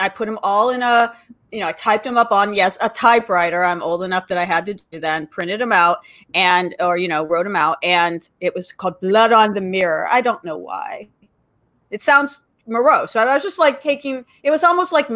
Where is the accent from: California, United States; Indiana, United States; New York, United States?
California, United States; Los Angeles; I say I grew up in LA, but I grew up in the Valley.